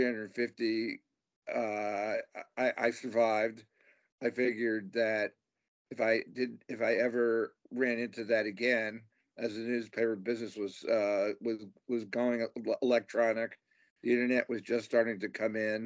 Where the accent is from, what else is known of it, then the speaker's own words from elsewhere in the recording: New York, United States; now in Phoenix, United States; I grew up in New York in the Bronx